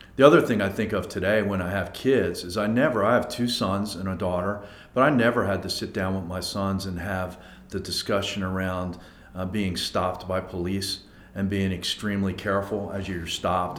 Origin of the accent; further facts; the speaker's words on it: Abington, Pennsylvania, United States; also born or lived in Philadelphia; grew up in a town called Abington